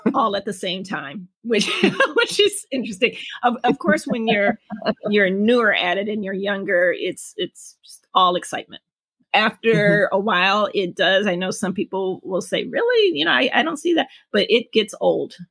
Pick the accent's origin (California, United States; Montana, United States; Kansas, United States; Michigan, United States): Michigan, United States; Detroit; born and raised in Detroit, Michigan